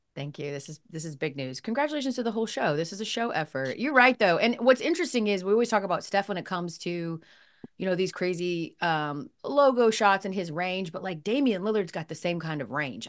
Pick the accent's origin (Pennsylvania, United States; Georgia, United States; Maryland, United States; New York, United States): Georgia, United States; Atlanta; moved away; I was living in Atlanta, where I'm from Atlanta